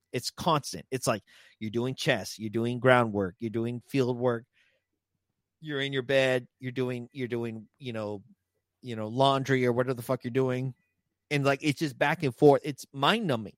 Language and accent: English; San Antonio, Texas, United States; San Antonio, Texas, my home, my, my hometown